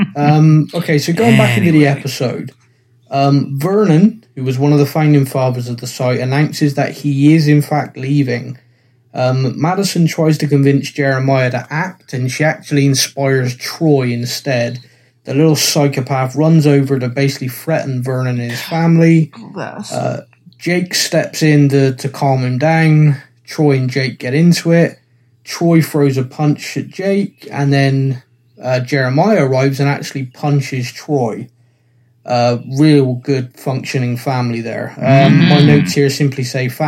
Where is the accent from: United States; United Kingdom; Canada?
United Kingdom; I'm British